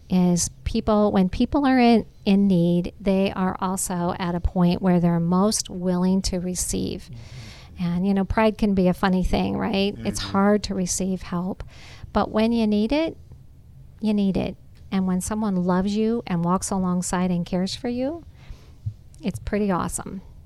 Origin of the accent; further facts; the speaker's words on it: Nebraska, United States; moved away as an adult; now in Georgia, United States; I'm from Nebraska. I think I mentioned I grew up on a farm